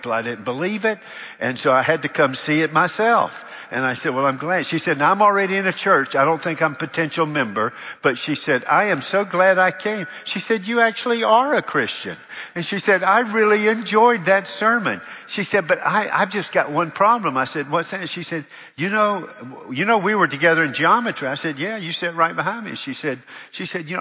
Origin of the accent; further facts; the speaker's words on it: Charlotte, North Carolina, United States; moved away; I really loved being there for 17 years in my hometown. But it was my hometown